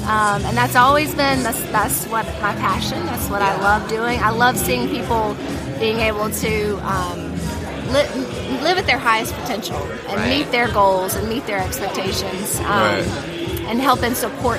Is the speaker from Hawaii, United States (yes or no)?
no; Hattiesburg, Mississippi, United States; I'm from Hattiesburg, Mississippi.